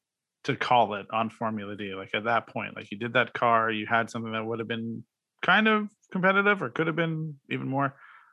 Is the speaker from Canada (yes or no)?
yes; Canada; I do know what it's like to be a Canadian in the car scene.